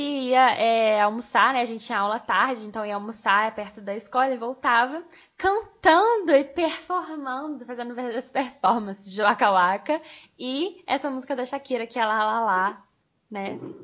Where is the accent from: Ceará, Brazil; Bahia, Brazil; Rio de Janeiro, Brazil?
Rio de Janeiro, Brazil; Niterói; eu sou de Niterói